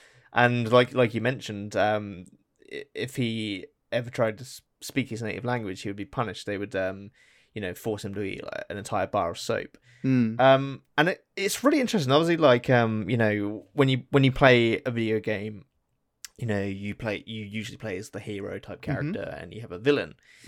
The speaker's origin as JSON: {"language": "English", "region": "England", "country": "United Kingdom", "tie": "born or raised there", "said": "obviously, you know, me growing up in England and going through the school system, it's really weird when I recall history lessons."}